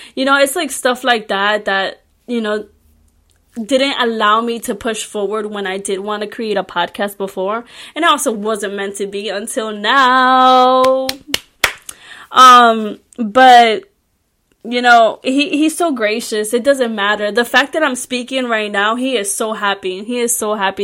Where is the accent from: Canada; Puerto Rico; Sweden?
Puerto Rico; English is a second language; I was born and raised in Puerto Rico